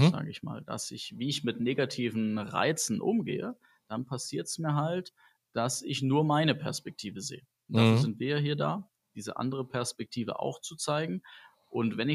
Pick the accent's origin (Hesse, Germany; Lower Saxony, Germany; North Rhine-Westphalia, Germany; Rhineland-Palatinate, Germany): Hesse, Germany; Wiesbaden; Bei uns in Wiesbaden wird morgen nämlich die ganze Stadt lahmgelegt.